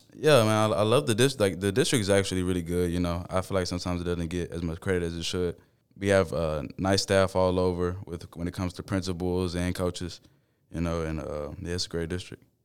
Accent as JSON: {"language": "English", "town": "Baytown", "region": "Texas", "country": "United States", "tie": "born or raised there", "said": "I grew up in Baytown."}